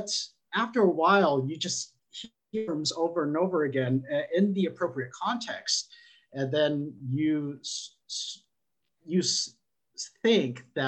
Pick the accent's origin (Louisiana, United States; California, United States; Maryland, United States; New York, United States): California, United States; San Diego; where I grew up in San Diego